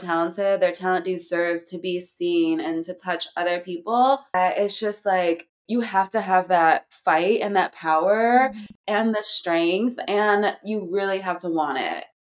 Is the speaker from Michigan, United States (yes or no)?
yes; Hell, Michigan, United States; moved away as an adult; also born or lived in New York City; now in Los Angeles, United States; I'm from Hell, Michigan